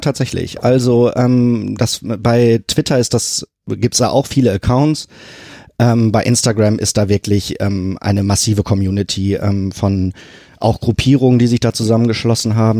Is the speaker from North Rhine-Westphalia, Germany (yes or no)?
yes; Sprockhövel, North Rhine-Westphalia, Germany; moved away as an adult; now in Hamburg, Germany; Da, äh, da bin ich aufgewachsen und groß geworden